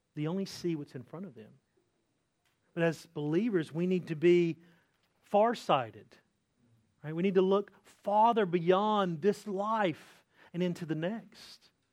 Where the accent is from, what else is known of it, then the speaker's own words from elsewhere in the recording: Eastern North Carolina, United States; I grew up in Eastern North Carolina